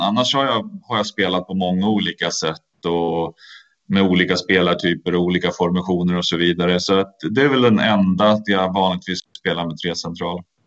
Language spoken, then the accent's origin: Swedish; Sweden; moved away; som svensk